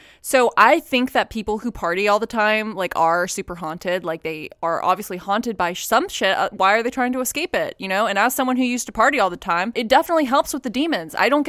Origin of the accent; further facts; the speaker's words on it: Cleveland, Ohio, United States; I'm from Cleveland, Ohio.